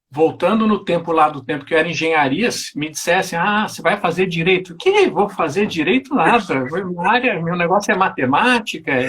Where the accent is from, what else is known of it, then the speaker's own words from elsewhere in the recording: Porto Alegre, Rio Grande do Sul, Brazil; also born or lived in Rio de Janeiro; Eu sou natural de Porto Alegre.